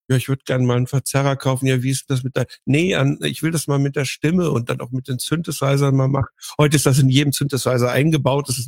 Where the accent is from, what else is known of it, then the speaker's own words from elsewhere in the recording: Baden-Württemberg, Germany; moved away; ich bin aus dem Westen